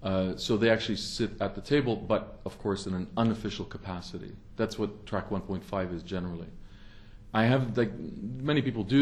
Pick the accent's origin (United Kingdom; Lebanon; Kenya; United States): Lebanon; moved away; also born or lived in Canada; I'm from the region. I was born there in Lebanon. I'm half Lebanese. And then we immigrated to Canada in 1968